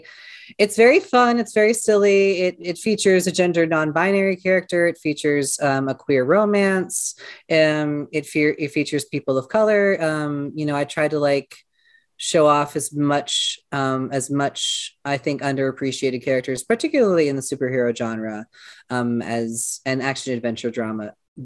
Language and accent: English; Seattle, Washington, United States; now in Columbia, United States; I'm originally from Seattle, Washington. And then I moved to Columbia, Missouri way back in 2018.